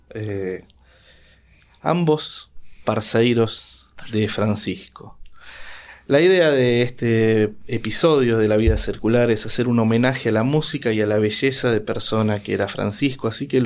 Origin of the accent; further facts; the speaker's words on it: Bogotá, Colombia; ¿cómo definiría usted, y digo usted porque somos bogotanos